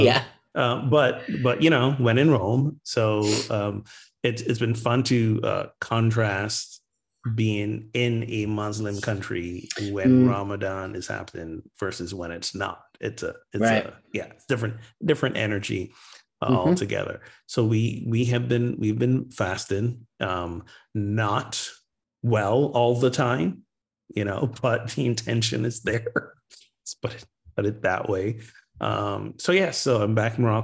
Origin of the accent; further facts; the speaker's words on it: Barbados; moved away; my home country, Barbados